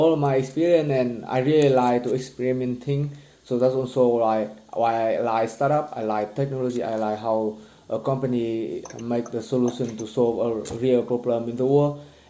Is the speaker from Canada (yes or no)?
no; Vietnam; moved away as an adult; also born or lived in France; now in Oslo, Norway; I'm from Vietnam.